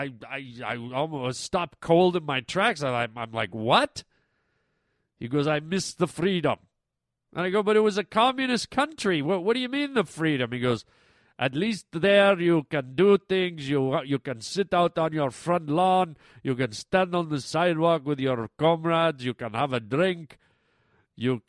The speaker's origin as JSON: {"language": "English", "country": "Canada", "moved": "yes", "said": "because I'm a Canadian boy, and sometimes I miss Canada, I miss being home"}